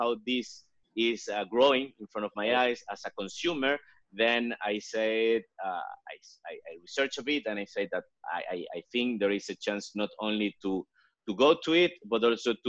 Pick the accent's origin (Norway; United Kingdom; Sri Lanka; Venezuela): Venezuela; I was born and raised in Venezuela. It's my home country.